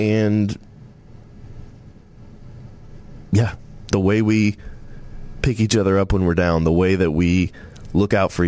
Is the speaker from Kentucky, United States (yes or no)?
no; Tennessee, United States; born there; And I was born in Tennessee. Love Tennessee. Beautiful state, Smoky Mountains, great people, no state income tax.